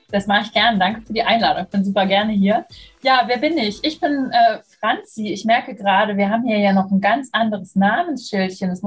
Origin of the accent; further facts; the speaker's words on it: Munich, Bavaria, Germany; now in Berlin, Germany; ich bin 35 Jahre alt, ich bin in München geboren und aufgewachsen. Inzwischen hat es mich nach Berlin geschwemmt, bin also Wahlberlinerin.